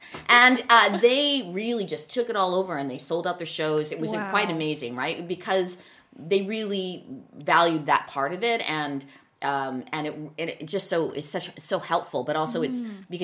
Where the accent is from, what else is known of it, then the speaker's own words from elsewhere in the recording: Vancouver, British Columbia, Canada; We're born and bred in Vancouver